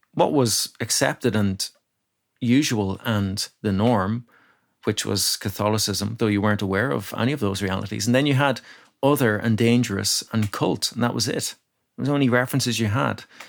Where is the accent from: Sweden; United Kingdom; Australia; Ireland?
Ireland; Ratoath, Leinster; now in Dublin, Ireland; I grew up in County Meath